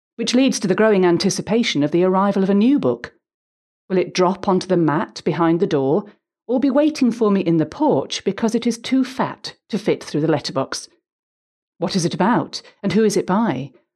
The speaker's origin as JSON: {"language": "English", "town": "Huddersfield", "region": "Yorkshire and the Humber", "country": "United Kingdom", "tie": "born or raised there", "said": "I grew up in Huddersfield, West Yorkshire"}